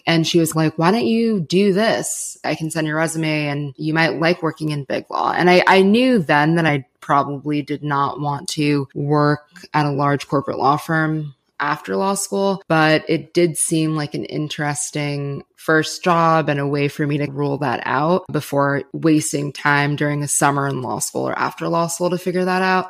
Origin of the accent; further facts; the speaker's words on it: Los Angeles, California, United States; moved away as an adult; I was born and raised in Los Angeles